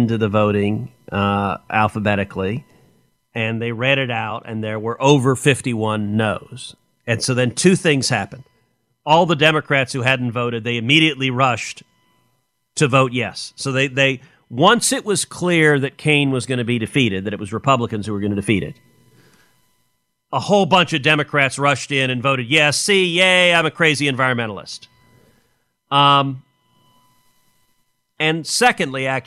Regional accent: Texas, United States; I'm from Texas

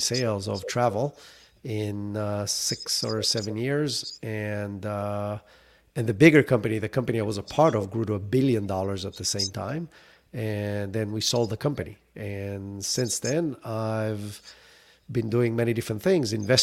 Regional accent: Israel; moved away as an adult; now in United States; I grew up in Israel. That's where the accent is from

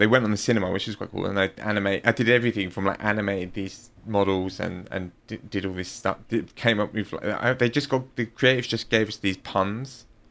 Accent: London, United Kingdom; moved away; also born or lived in Rome, Italy; I'm from London

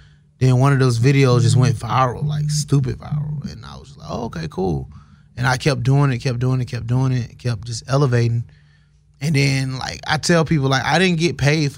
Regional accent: Atlanta, Georgia, United States; I'm from Atlanta, born and raised

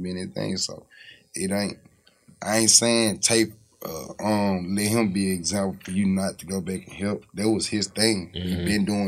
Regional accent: United States; I'm from Magnolia

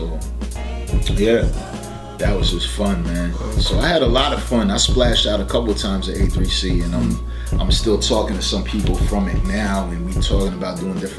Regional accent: Philadelphia, Pennsylvania, United States; also born or lived in New Jersey / New York / Atlanta; I'm originally from West Philadelphia, Southwest Philly. And we had moved over to Jersey, and then from there, I was between Jersey and New York, and then I moved to Atlanta

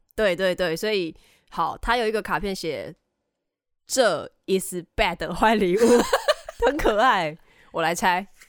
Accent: Tainan, Taiwan; 我身为台南人

